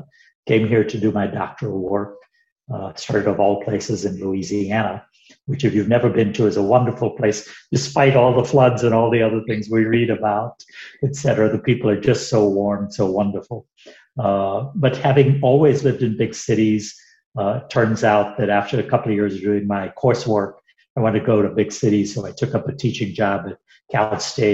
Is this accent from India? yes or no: yes; India; moved away as an adult; also born or lived in United Kingdom; now in Atlanta, United States; I grew up in India through undergrad school